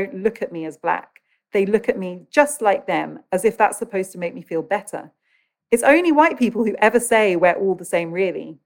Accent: United Kingdom; I grew up in Britain

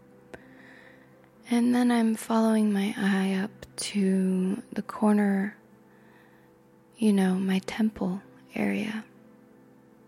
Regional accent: United States; I am American

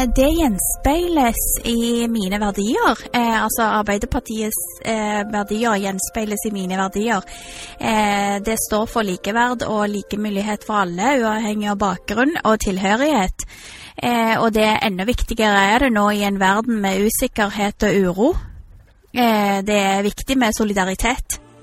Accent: Stavanger, Rogaland, Norway; also born or lived in Canada; Jeg vil si at jeg er en siddis. Jeg har gått på barneskole, ungdomsskole og videregående skole på Madla

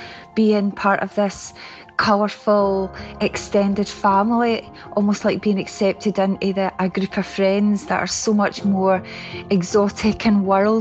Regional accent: Scotland, United Kingdom; now in Stirling, United Kingdom; I identify first and foremost, always have, as Scottish

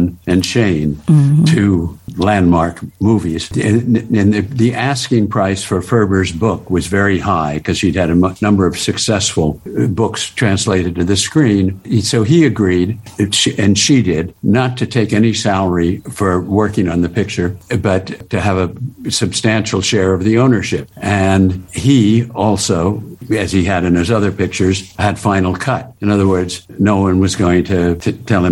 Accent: Los Angeles, California, United States; moved away as an adult; also born or lived in Washington, D.C.; I was born in the Hollywood Hospital

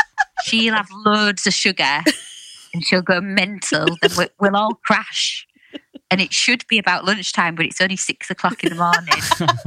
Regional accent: Hull, Yorkshire and the Humber, United Kingdom; also born or lived in Hessle; I'm West Hull. I was brought up on Springbank, and then we moved to Hesel when I was a bit older.

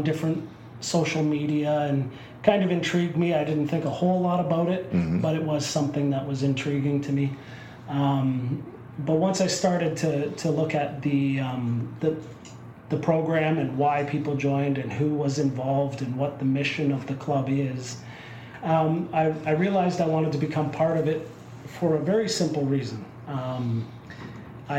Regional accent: Winterbourne, Ontario, Canada; I'm from a little town called Winterburn, outside of Waterloo

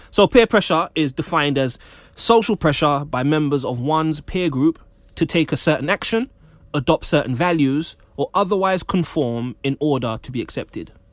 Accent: Jamaica; as a Jamaican man

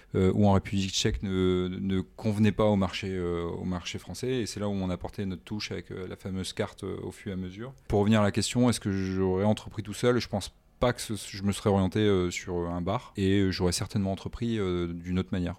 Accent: Armentières, Hauts-de-France, France; also born or lived in Poland / Lille; je viens du Nord déjà

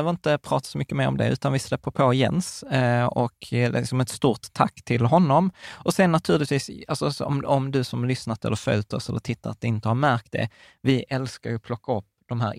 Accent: Sweden; born there; vi båda kommer från Öst, eller vi är födda i Sverige, men våra föräldrar är från Östeuropa.

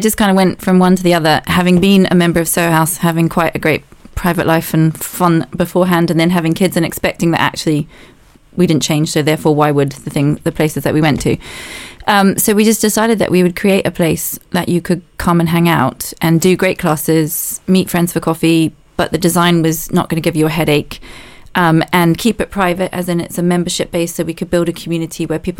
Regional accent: New Zealand; moved away as an adult; now in London, United Kingdom; I'm also from New Zealand

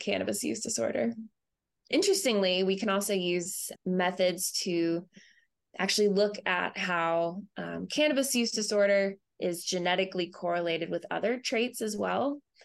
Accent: Asheville, North Carolina, United States; moved away as an adult; also born or lived in Boulder, Colorado; now in St. Louis, United States; I grew up in North Carolina um, in the Asheville area

